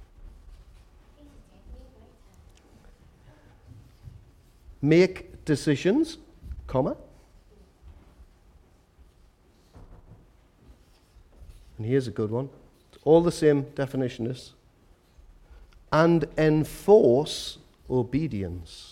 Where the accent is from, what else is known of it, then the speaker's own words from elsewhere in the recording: Newcastle upon Tyne, North East England, United Kingdom; I'm from Walker.